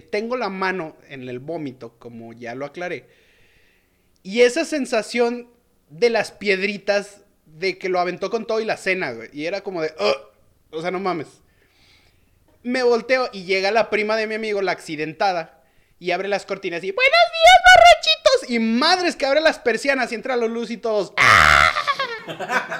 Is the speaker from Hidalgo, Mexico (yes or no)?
no; León, Guanajuato, Mexico; yo soy de, de, de León, Guanajuato. Y no, no soy chilango.